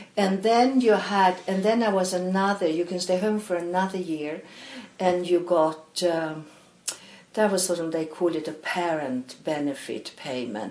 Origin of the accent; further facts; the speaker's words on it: Malmö, Skåne, Sweden; English is a second language; moved away; also born or lived in Stockholm; I was born in Stockholm, and, oh. uh, but I grew up in Malmö.